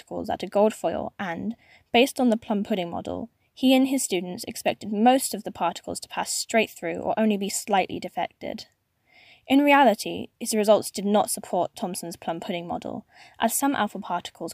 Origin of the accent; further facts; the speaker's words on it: Manchester, North West England, United Kingdom; from Manchester, my hometown.